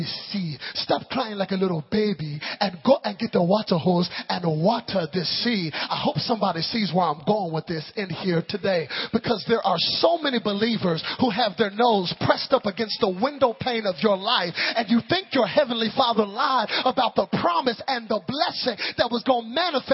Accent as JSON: {"language": "English", "town": "Dallas", "region": "Texas", "country": "United States", "tie": "born or raised there", "said": "my parents' house in Dallas, Texas"}